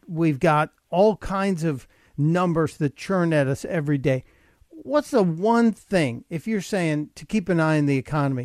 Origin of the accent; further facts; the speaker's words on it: Chicago, Illinois, United States; also born or lived in New York City; now in Delaware, United States; I grew up in Chicago and I lived in New York City.